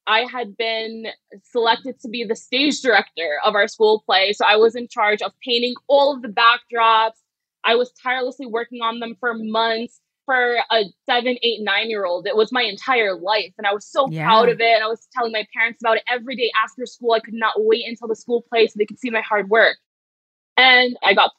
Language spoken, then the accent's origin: English; New Jersey, United States; my homogenous hometown in New Jersey